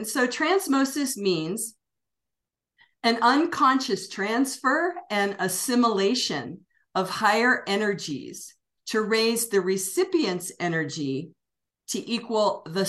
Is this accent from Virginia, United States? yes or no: yes; Washington, D.C. / Northern Virginia, United States; moved away as an adult; now in New Mexico, United States; I was born in Washington, D.C., the District of Columbia. Yeah. So I'm from the East Coast originally, good. Northern Virginia.